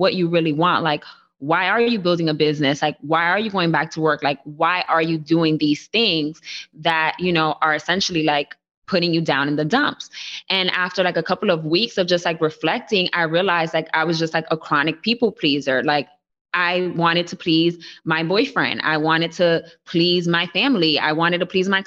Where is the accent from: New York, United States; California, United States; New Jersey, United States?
New York, United States; New York City; I was born and raised in the Bronx.